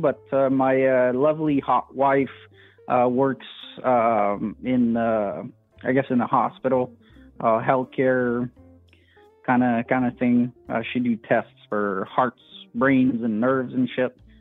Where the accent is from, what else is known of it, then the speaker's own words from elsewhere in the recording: French part of Canada, Quebec, Canada; accent: French Canadian; first language French; English is a second language; also born or lived in Alberta; I'm uh, from the the uh, only uh, French part of Canada